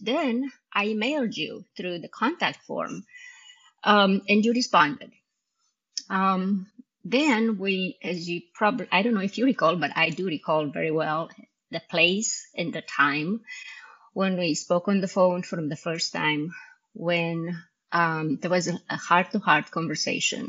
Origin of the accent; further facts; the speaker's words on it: Romania; English is a second language; moved away as an adult; also born or lived in Indiana; now in United States; in Romanian because I did not speak English at the time